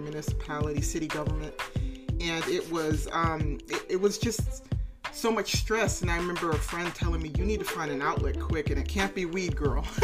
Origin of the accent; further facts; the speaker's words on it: Bahamas; also born or lived in Tennessee, United States; now in California, United States; I'm from the Caribbean originally. I was born in Bahamas.